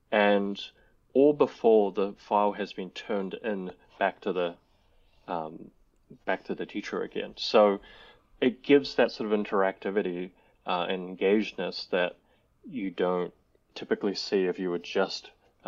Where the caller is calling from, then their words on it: New Zealand; I'm calling in from New Zealand, from very cold New Zealand right now.